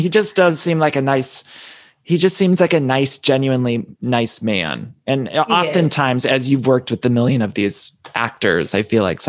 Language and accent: English; Ohio, United States; also born or lived in Chicago; now in Los Angeles, United States; I lived in Chicago before. I live in Los Angeles now, but I'm from Ohio. I lived in Chicago for some years.